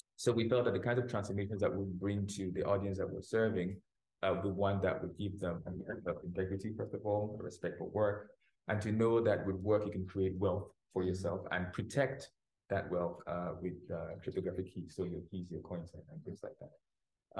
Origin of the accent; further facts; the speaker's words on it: Cameroon; my home country, Cameroon